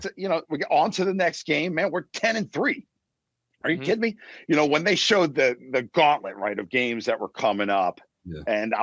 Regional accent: New Jersey, United States; also born or lived in Red Bank, New Jersey; now in Florida, United States; Growing up in Jersey, I can't even help it, being a Jersey guy

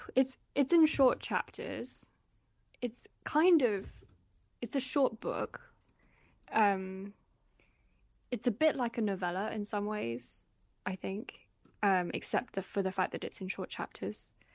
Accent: Oxfordshire, South East England, United Kingdom; also born or lived in London / Paris; I was born in London. We were, we moved to Paris when I was really small and lived there for a year, but I grew up mostly in, um, in Oxfordshire

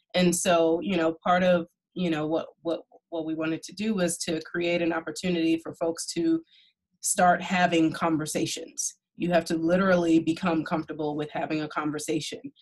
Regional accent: New York City, New York, United States; I'm from Brooklyn.

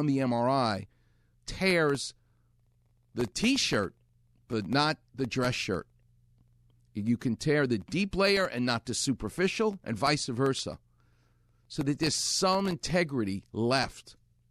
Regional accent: New York, United States; now in Los Angeles, United States; He and I grew up together in New York

